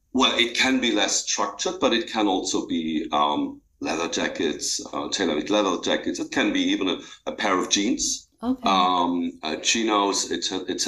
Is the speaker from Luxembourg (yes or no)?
yes; Luxembourg; I grew up in Luxembourg. It's a small country, and I grew up on the countryside.